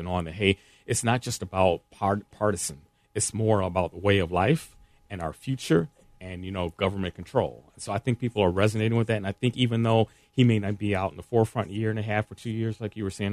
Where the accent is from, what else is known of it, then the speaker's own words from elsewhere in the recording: Indiana, United States; I grew up in Indiana